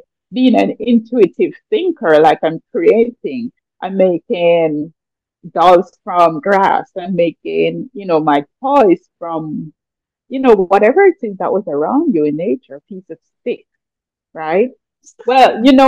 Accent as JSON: {"language": "English", "country": "Jamaica", "tie": "born or raised there", "said": "I grew up in the mountains. I was always surrounded by, nature. My parents were farmers, so we lived a very simple life, but it was a more natural. And I mean, historically, as a Jamaican artist"}